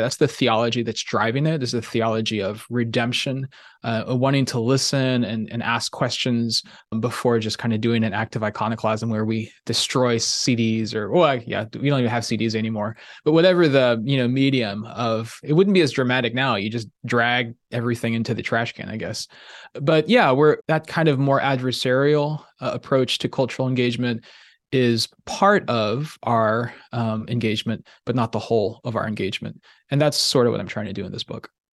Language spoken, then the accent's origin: English; Kansas City, Missouri, United States; I grew up in the Midwest in Kansas City